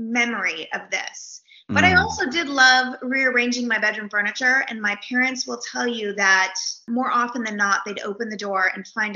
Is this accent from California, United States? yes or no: yes; Napa Valley, California, United States; now in Houston, United States; I grew up in the Napa Valley in California, which is really a beautiful place with vineyards